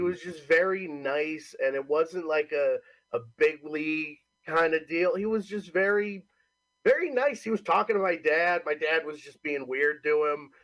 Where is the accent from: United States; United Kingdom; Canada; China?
United States; Homer, New York; moved away as an adult; also born or lived in Cortland, New York; now in New Jersey, United States; technically I'm from Homer, New York, Homer. live in Cortland, New York